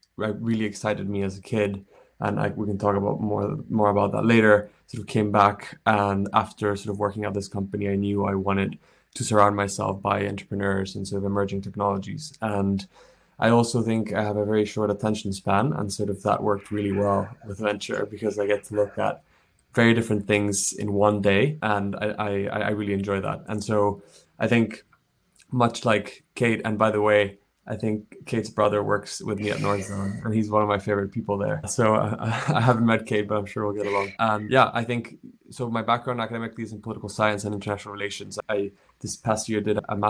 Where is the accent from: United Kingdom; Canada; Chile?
Chile; moved away; also born or lived in United States; I'm from Chile. I grew up there